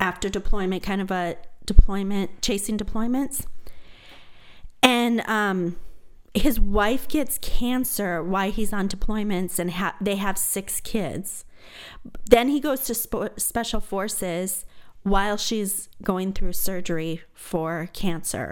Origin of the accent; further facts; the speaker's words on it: Apache Junction, Arizona, United States; I'm from Apache Junction, loud and proud